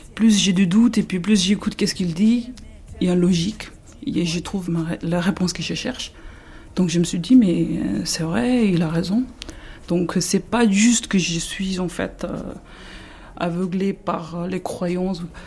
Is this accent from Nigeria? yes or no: no; India; moved away as an adult; now in France; je suis née en Inde. J'ai grandi en Inde jusqu'à 19 ans.